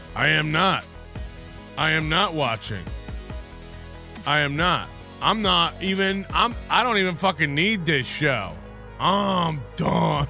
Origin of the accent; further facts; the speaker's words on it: Florida, United States; I'm from Florida and I grew up poor